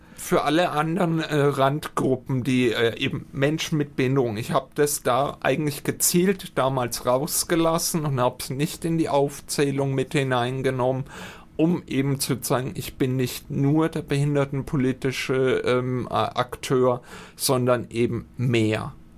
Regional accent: Höchstadt an der Aisch, Bavaria, Germany; also born or lived in Altdorf; now in Fürth, Germany; Ich komme hier aus Fürth, äh, aktuell wohnt eigentlich ursprünglich Höchstadt Eich und bin eigentlich dementsprechend schon immer ein ähm, Mittelfranke

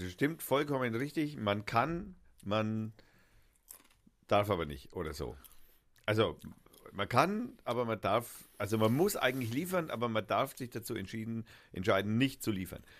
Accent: Baden-Württemberg, Germany; now in Franconia, Germany

